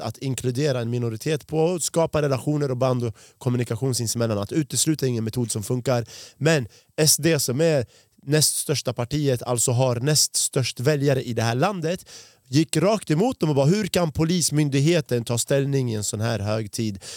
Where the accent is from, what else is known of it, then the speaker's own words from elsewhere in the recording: Sweden; jag har bott i Sverige sedan jag var fem år gammal